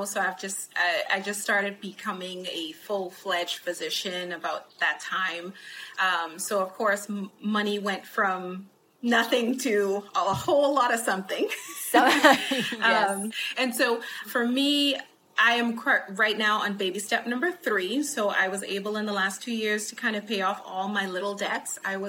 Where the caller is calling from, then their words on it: College Station, Texas, United States; Right now, College Station, Texas.